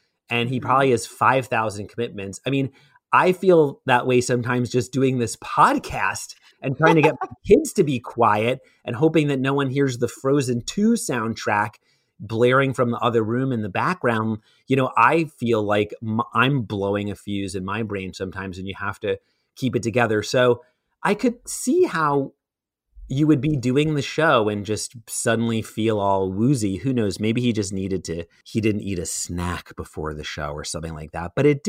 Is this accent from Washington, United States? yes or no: no; Brooklyn, New York, United States; I think it's actually weird because it's more that I'm from Brooklyn and I grew up in Brooklyn, but I talk like a Valley girl.